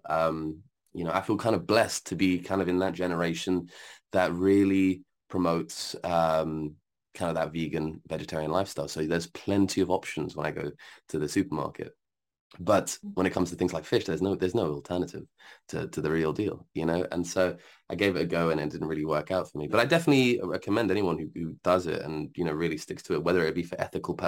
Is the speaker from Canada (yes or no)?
no; Algeria; I'm from Algeria